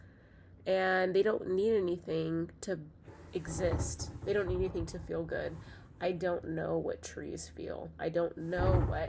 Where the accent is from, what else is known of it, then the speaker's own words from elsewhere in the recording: United States; I am from this country. I was born in this country